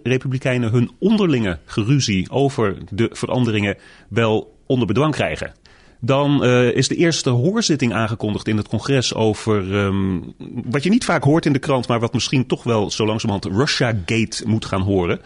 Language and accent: Dutch; Netherlands; moved away as an adult; now in United States; toen ik opgroeide in Nederland